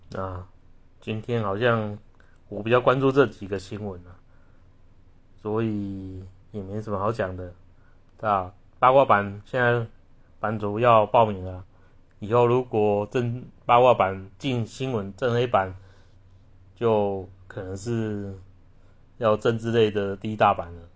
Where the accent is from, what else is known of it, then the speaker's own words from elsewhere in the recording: Taiwan; 我们台湾人